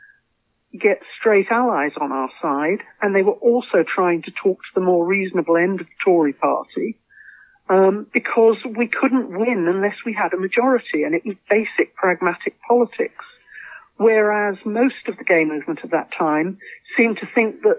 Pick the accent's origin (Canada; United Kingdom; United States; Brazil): United Kingdom; Croydon, London; moved away as an adult; also born or lived in south coast of England / Lancashire / Cardiff; I'm originally from the south coast of England, and then from Croydon. I was brought up in Croydon, then I went north to university